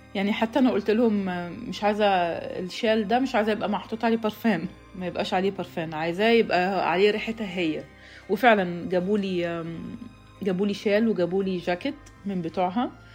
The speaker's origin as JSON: {"language": "Arabic", "country": "Egypt", "moved": "as an adult", "lives_now": "United States"}